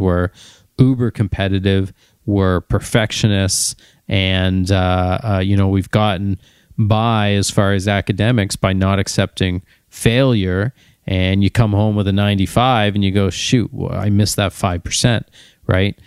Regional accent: Ontario, Canada; although I'm from Ontario, and of course I wanna go to Ontario Vet College

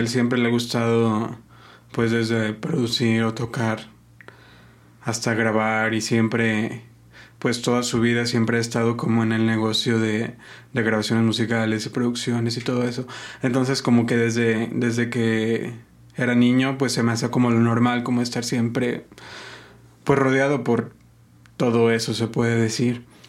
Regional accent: Guadalajara, Jalisco, Mexico; also born or lived in Zamora, Michoacán; Yo nací aquí en Guadalajara, mis, mis dos papás son de, de Michoacán.

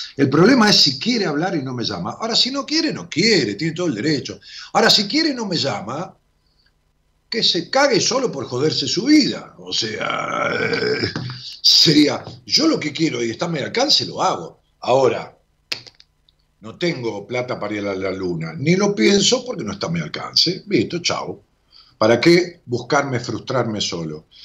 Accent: Argentina; de allá de mi pueblo

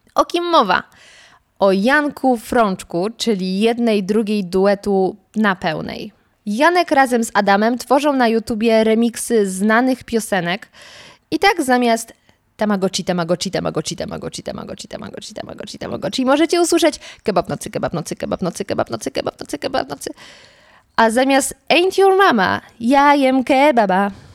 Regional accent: near Wrocław, Lower Silesian Voivodeship, Poland; pochodzę z okolic Wrocławia

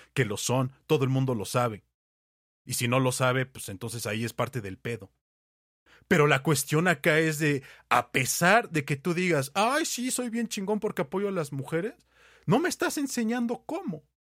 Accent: Mexico

